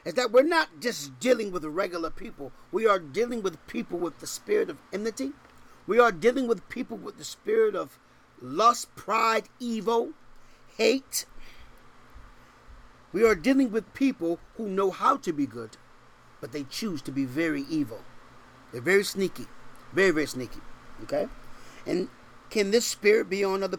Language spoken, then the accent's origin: English; Connecticut, United States; now in Texas, United States; I'm from Connecticut